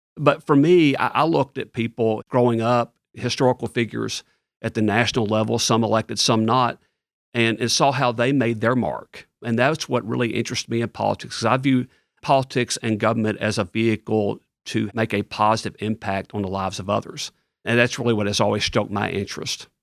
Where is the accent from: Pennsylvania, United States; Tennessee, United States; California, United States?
Tennessee, United States; Ripley; moved away as an adult; also born or lived in Bartlett, Tennessee; now in East Tennessee, United States; I grew up in Ripley, Tennessee, which is all the way on the western part of the state, about an hour north of Memphis